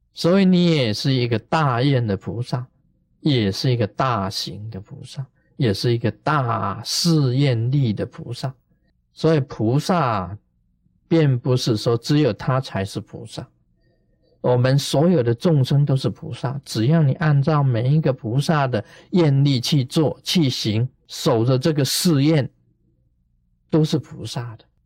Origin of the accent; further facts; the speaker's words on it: China; 我们中国人